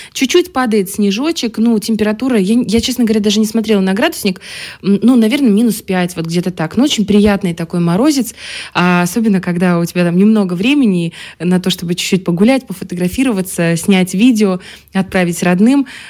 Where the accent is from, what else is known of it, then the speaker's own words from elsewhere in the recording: Transnistria, Moldova; мы Э, вроде как э, маленькая такая республика, маленькая, но гордая республика